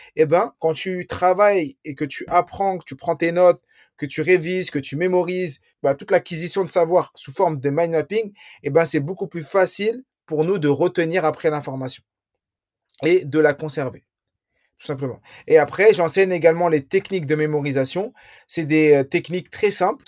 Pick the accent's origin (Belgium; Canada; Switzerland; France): France; je suis né en France.